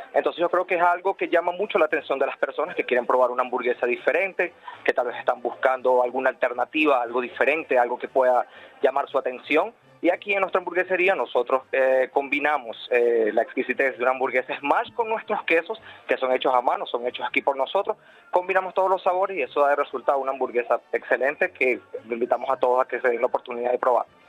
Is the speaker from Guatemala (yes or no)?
no; Venezuela; now in Madrid, Spain; yo soy venezolano